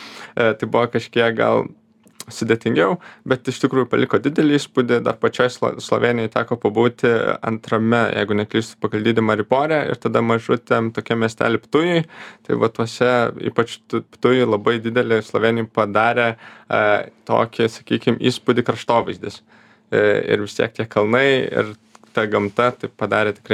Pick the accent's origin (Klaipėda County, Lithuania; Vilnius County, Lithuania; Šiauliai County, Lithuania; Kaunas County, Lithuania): Šiauliai County, Lithuania; Radviliškis; moved away; visada man širdžiai maloniausia tas gimtasis kraštas ir visada norisi ten grįžti, e, tai pats esu iš Edviliškio, tai ten visada labai norisi grįžti.